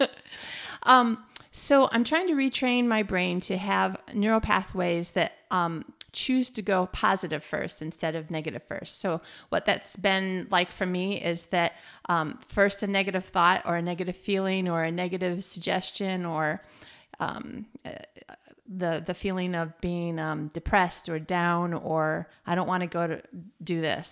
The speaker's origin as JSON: {"language": "English", "region": "Michigan", "country": "United States", "also_born_or_lived": "New Zealand", "moved": "as an adult", "lives_now": "Malmö, Sweden", "said": "we're from Michigan. We lived in New Zealand."}